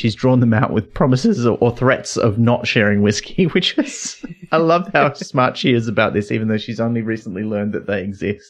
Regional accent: near Byron Bay, New South Wales, Australia; I grew up near Byron Bay.

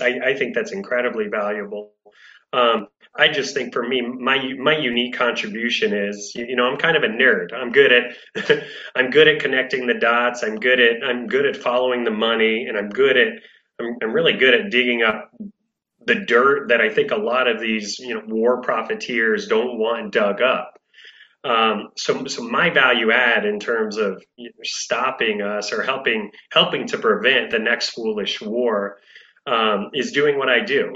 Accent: Florida, United States; now in Washington, D.C., United States; I'm from Florida, and my mom uh, owns a shell shop, um, and, and that was kind of the family business growing up

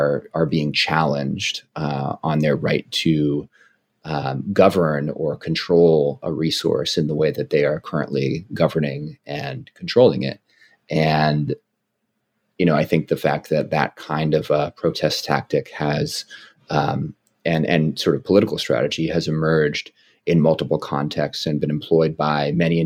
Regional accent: Oakland, California, United States; where I grew up in the Bay Area, in Oakland, California

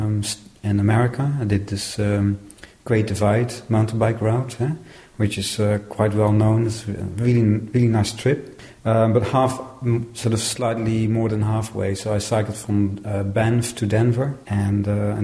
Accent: Netherlands; I'm from the Netherlands

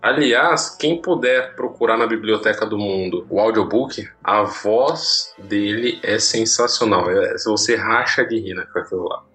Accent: Brazil; accent: interior; nosso sotaque do interior

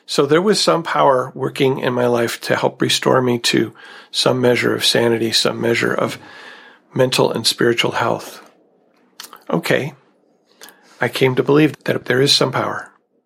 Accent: United States; growing up in America

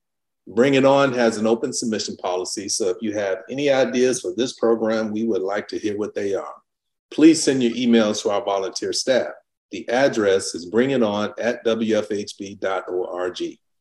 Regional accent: Gary, Indiana, United States; if you find anyone from my hometown of Gary, Indiana, please let us know. Because Clarence and I are both from Gary

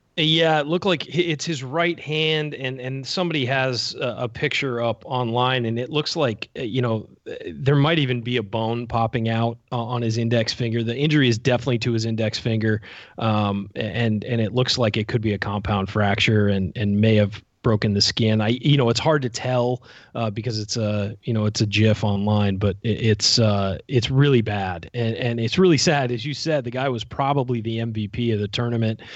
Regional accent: Southern California, United States; I grew up in Southern California

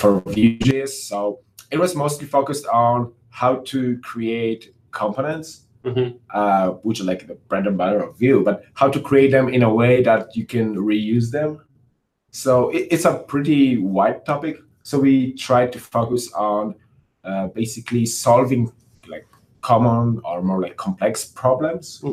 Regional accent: Wrocław, Lower Silesian Voivodeship, Poland; I'm from Poland, Wrocław

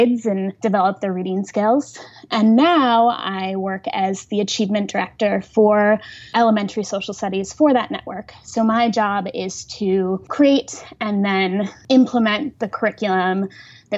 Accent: Wisconsin, United States; my hometown in Wisconsin

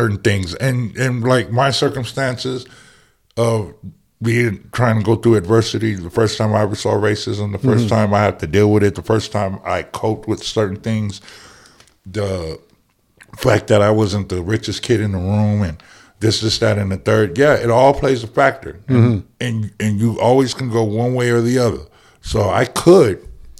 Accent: United States; I'm from the Valley, dude. I'm from I'm from Hacienda, and one street was a whole bunch of cholos

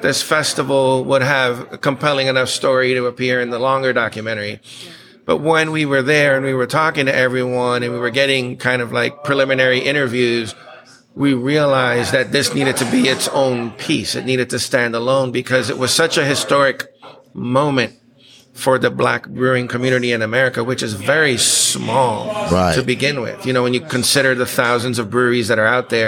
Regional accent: Aruba; also born or lived in Texas; now in United States; me born in Texas, raised mostly in Aruba.

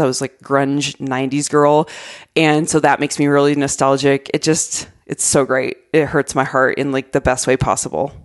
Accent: Arizona, United States; moved away; I love, love my home state so much

